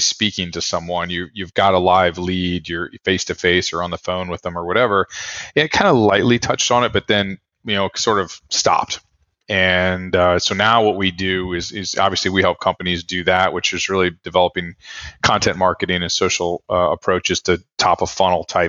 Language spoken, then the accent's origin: English; Austin, Texas, United States; moved away as an adult; also born or lived in Ohio; now in New Orleans, United States; I actually was born up in Ohio, but I my formative years were all spent growing up in Austin